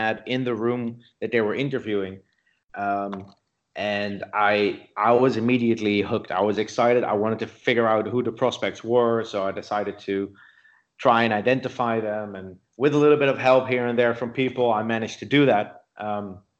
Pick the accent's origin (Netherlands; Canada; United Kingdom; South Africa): Netherlands; I grew up in the Netherlands.